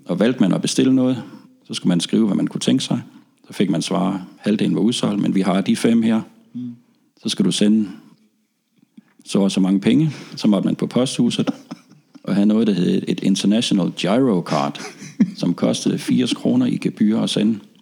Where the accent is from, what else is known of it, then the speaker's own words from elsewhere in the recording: North Funen, Southern Denmark, Denmark; kunne fange David Rodigans show på BFBS hjemme på Nordfyn